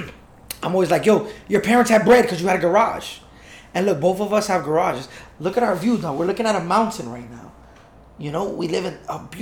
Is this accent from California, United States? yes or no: no; South Dade, Florida, United States; she didn't let me go to Homestead. That's why I went to South Dade